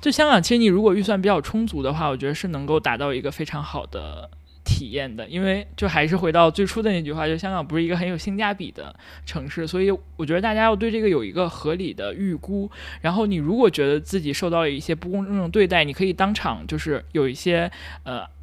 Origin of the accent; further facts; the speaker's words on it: China; 我作为一个很完，完全的大陆人，而且非常土生土长的大陆人